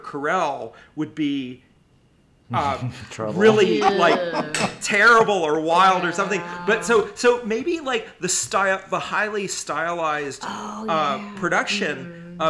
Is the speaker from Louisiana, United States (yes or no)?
yes; Louisiana, United States; growing up in Louisiana and in that time period, like there was no gay visibility.